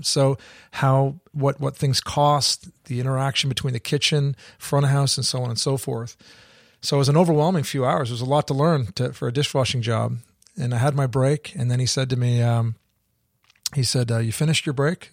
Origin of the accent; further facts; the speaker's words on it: Canada; moved away as an adult; also born or lived in England / Australia; I grew up in Canada, so I spent the first nineteen years of my life there